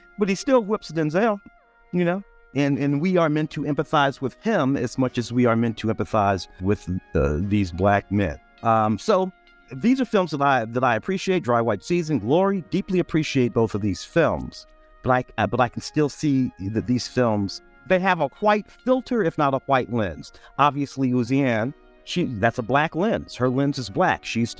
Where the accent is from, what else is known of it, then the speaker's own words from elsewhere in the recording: Tennessee, United States; moved away; also born or lived in St. Louis, Missouri; I was born in Tennessee in 1961